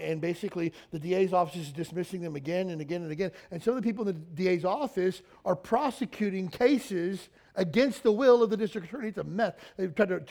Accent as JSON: {"language": "English", "region": "Kentucky", "country": "United States", "moved": "yes", "said": "I'm from Kentucky"}